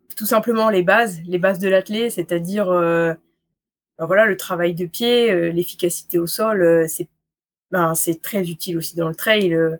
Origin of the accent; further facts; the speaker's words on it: Bourg-Saint-Maurice, Auvergne-Rhône-Alpes, France; moi j'arrive euh, du fin fond de la Savoie, des Bourg-Saint-Maurice, mmh dans la vallée de la Haute-Tarentaise. Et mmh, puis j'ai jamais trop quitté Bourg-Saint-Maurice